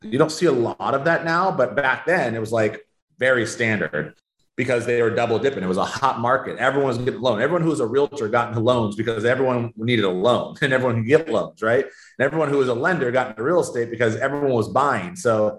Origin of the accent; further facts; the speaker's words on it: Sacramento, California, United States; Sacramento, California.